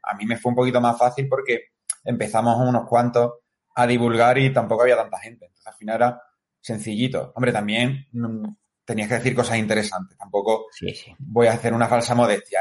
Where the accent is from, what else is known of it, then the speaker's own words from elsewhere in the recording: Seville, Andalusia, Spain; soy de Sevilla.